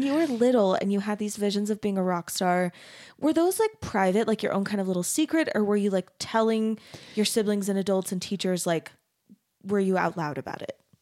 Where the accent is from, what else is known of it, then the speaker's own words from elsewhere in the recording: Arizona, United States; I grew up in Arizona